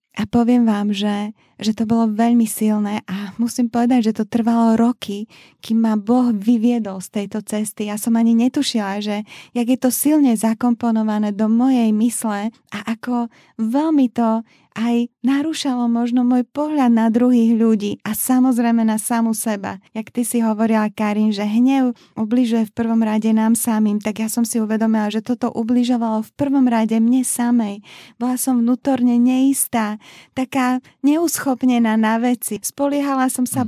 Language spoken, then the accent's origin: Slovak; Bratislava, Bratislava Region, Slovakia; moved away as an adult; also born or lived in Liptov; Ja som sa presťahovala z Bratislavy na Liptov